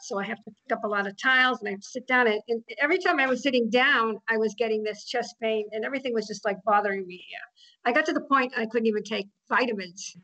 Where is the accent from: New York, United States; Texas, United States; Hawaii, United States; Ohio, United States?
Texas, United States; Austin; now in La Quinta, United States; I live in La Quinta, California. I've been in the Coachella Valley for about several years now, originally from Austin, Texas.